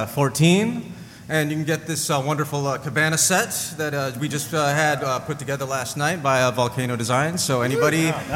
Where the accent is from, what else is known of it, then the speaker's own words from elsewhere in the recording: Midwest, United States; born there; now in Portland, United States; I was born in the Midwest in the late 70s, so there was no Tiki where I grew up.